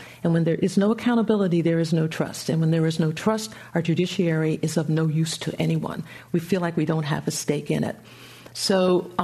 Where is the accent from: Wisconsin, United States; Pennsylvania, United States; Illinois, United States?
Pennsylvania, United States; just outside of Philadelphia; moved away as an adult; I grew up just outside of Philadelphia